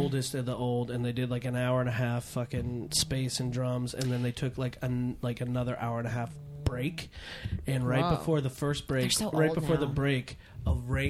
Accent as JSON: {"language": "English", "region": "California", "country": "United States", "tie": "born or raised there", "said": "So I grew up in Marin County, and everyone loved …."}